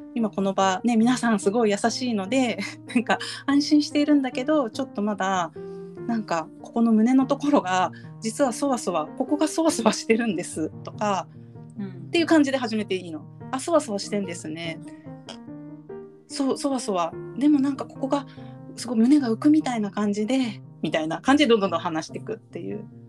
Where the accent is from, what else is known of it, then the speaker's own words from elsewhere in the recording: Japan; 私たちは、まあ、日本に育っ生まれてるし日本で今生活してるし